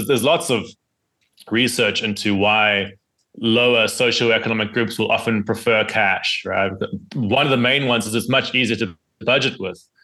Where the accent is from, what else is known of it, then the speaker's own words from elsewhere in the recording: South Africa; my home country of South Africa